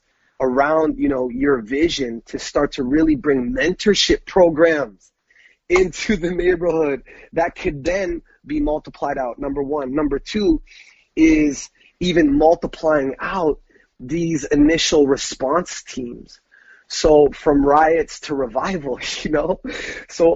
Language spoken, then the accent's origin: English; Brantford, Ontario, Canada; growing up in Brantford, right? So that's the Toronto area